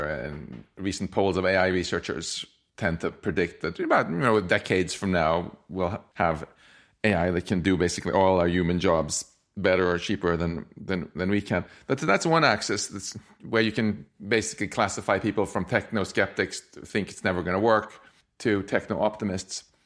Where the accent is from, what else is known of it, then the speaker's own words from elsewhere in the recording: Sweden; I'm from Swe-, I grew up in Sweden